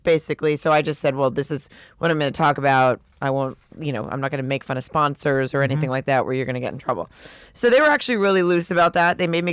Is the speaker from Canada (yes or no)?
yes; Canada; So now that I'm just because I'm Canadian, now I'm gay.